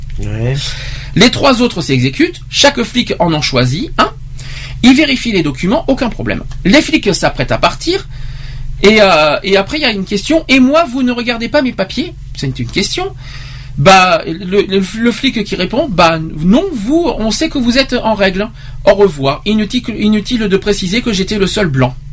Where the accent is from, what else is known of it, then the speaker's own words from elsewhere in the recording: Romania; French is a second language; d'habitude les gens me demandent mes origines en précisant que j'ai un léger accent charmant. Presque chaque fois que je réponds je suis roumaine